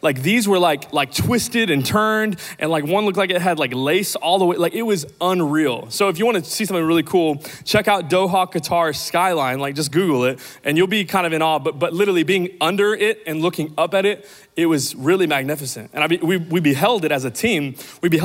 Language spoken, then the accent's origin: English; Amarillo, Texas, United States; moved away; also born or lived in Kansas / Dallas; I grew up in Amarillo, Texas